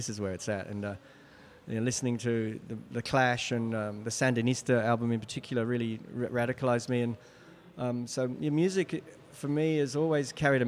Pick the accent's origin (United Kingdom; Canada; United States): United Kingdom; England; moved away as an adult; also born or lived in Australia; now in Sydney, Australia; I grew up in England, I came to Australia at 20 years old